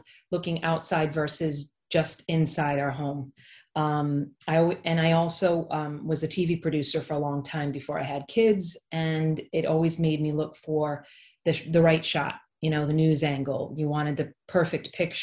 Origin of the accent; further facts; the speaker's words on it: East Greenwich, Rhode Island, United States; moved away as an adult; also born or lived in New York City; I grew up in East Greenwich, which is where I live currently. I grew up in Rhode Island.